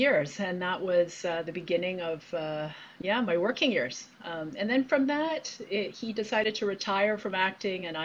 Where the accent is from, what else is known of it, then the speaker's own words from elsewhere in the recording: Hamilton, Ontario, Canada; also born or lived in Saskatchewan / Toronto; originally from Saskatchewan, but grew up in Hamilton